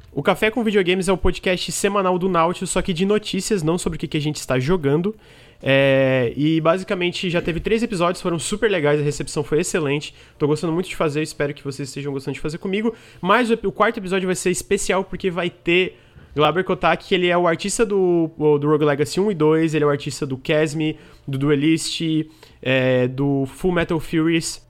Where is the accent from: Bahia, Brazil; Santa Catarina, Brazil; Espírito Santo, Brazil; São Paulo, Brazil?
Santa Catarina, Brazil; eu sou de Santa Catarina